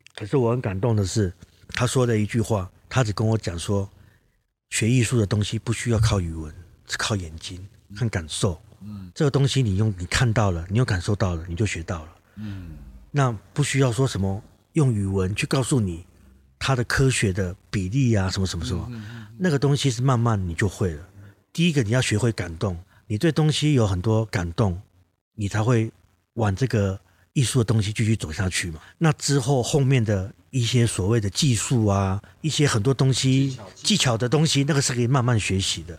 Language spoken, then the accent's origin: Chinese; Kaohsiung, Taiwan; also born or lived in Manises, Spain; 因为我是高雄人嘛